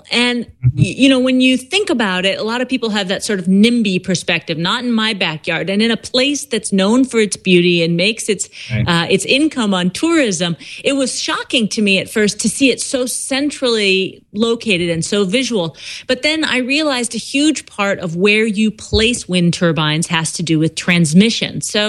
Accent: Maui, Hawaii, United States; I grew up on Maui. And so the first time I came home when this new wind farm had been put up

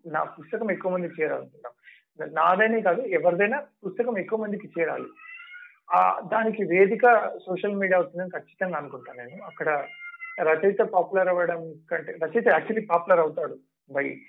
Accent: Nalgonda, Telangana, India; moved away; నేను నల్గొండ నుంచి బయటికి వచ్చి

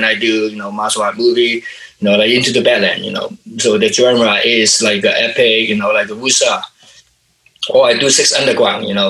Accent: Hong Kong; moved away; I'm from Hong Kong and I'm working here

